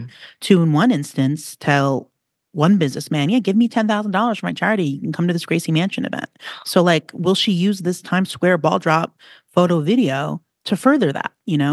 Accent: New York City, New York, United States; you have a New York attitude, so do I. And, you know, I have a real deep ingrained outer borough. I grew up by the ocean

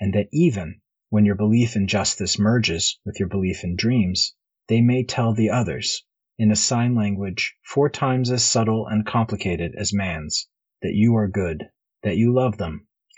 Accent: Liberia; Like, when I grew up mostly in Liberia, and, you know, they've got, like, those, like, big, crazy, like, rhino beetles and stuff there

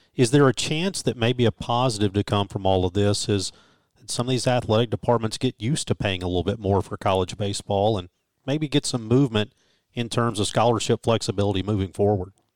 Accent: Mississippi, United States; growing up in Mississippi

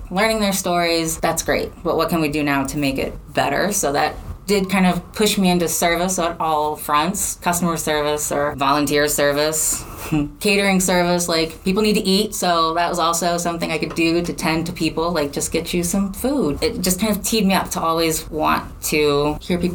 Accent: Chicago, Illinois, United States; moved away; also born or lived in St. Louis; I'm from Chicago.

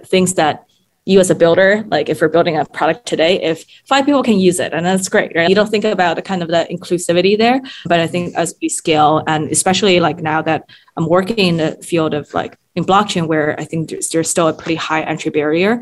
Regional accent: Shanghai, China; also born or lived in Japan / Germany; now in United States; I grew up in Shanghai, and then I've lived in the US and studied abroad in Japan, Germany in my kind of formative years

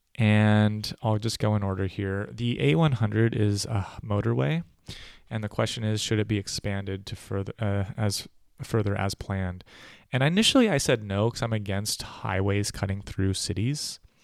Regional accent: United States; moved away as an adult; also born or lived in California / New York; now in Berlin, Germany; I'm an American

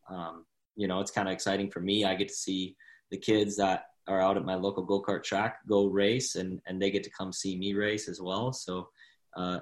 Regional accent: White Bear Lake, Minnesota, United States; now in Texas, United States; White Bear Lake, where I grew up in Minnesota. So it's actually my hometown technically, where I grew up and went to high school and stuff

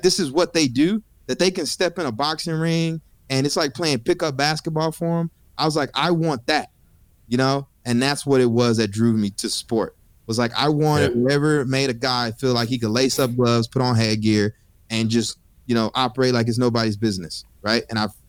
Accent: College Station, Texas, United States; So I'm from College Station, and Texas A&M University is in my backyard.

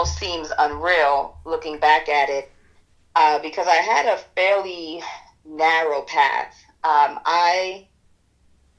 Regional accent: New York City, New York, United States; I'm born and raised in Bed-Stuy, Brooklyn

